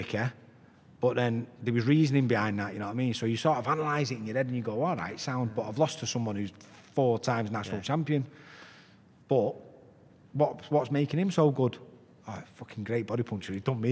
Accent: Salford, North West England, United Kingdom; I'm from Walkden in Salford.

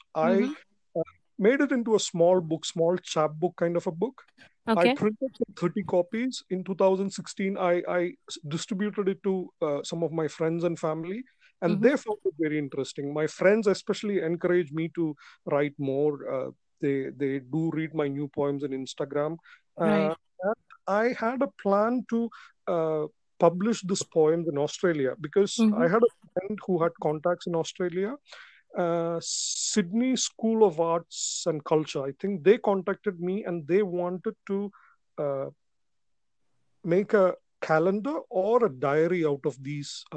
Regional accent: Kerala, India; I am from Kerala, India

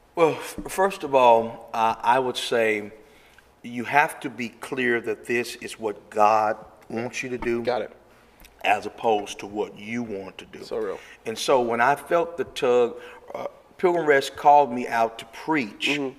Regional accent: Memphis, Tennessee, United States; now in Arizona, United States; I was born and raised in Memphis, Tennessee.

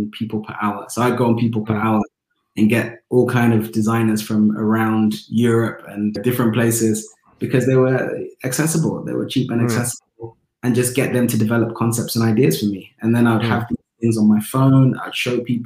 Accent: London, United Kingdom; Growing up in Tottenham

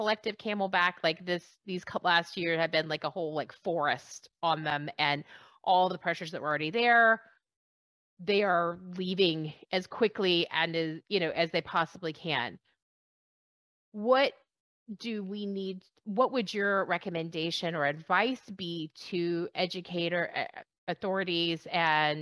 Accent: Texas, United States; I'm from Texas

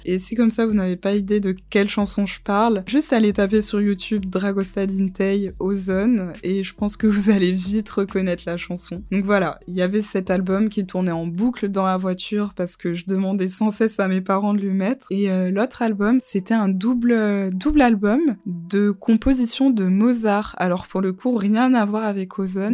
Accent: Montpellier, Occitania, France; moved away as an adult; also born or lived in Guadeloupe / London; Je suis née en Guadeloupe. Ensuite, j'ai grandi à Montpellier. J'ai fait toute ma scolarité à Montpellier

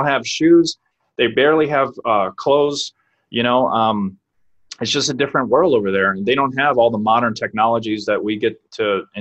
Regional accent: New Orleans, Louisiana, United States; moved away as an adult; now in San Diego, United States; I'm from New Orleans, Louisiana.

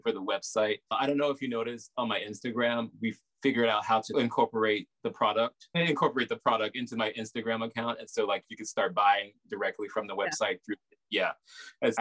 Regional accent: the South, United States; accent: Southern; moved away as an adult; now in New York, United States; my Southern accent

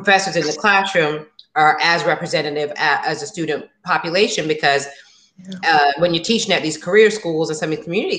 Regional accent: South Florida, United States; Danny and I actually are from South Florida.

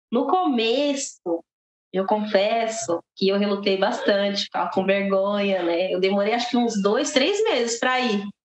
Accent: Guarulhos, São Paulo, Brazil; Sou daqui de Guarulhos, tenho 28 anos.

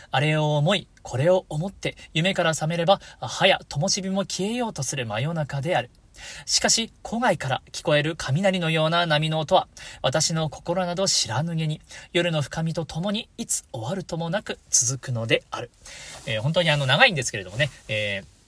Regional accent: Hokuriku, Japan; 僕も北陸出身ですから

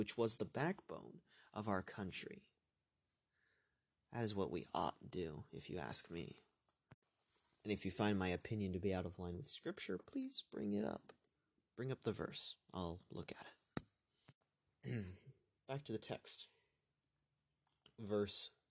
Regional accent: United States; I'm an American

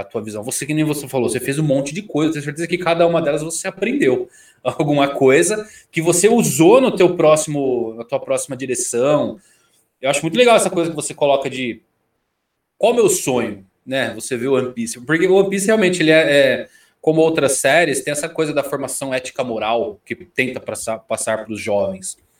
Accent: São Bernardo do Campo, São Paulo, Brazil; sou do ABC, de São Bernardo do Campo

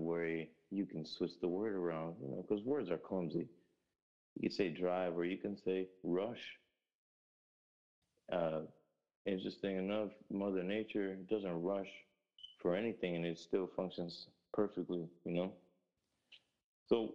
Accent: Grand Rapids, Michigan, United States; also born or lived in Newark, New Jersey; I moved to Michigan, in Grand Rapids, Michigan.

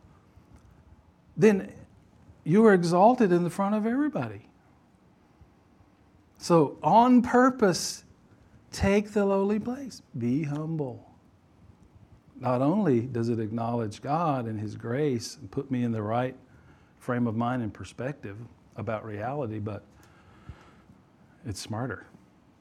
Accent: Louisiana, United States; I was born in Louisiana

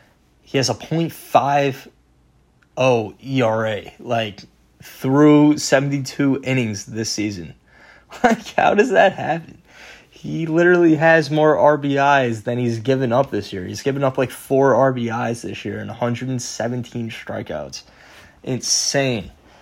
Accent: New York, United States; being a New Yorker.

